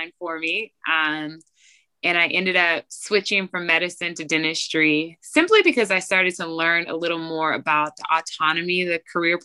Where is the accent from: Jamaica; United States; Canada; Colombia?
United States; Georgia; also born or lived in Chapel Hill, North Carolina; I'm from Georgia.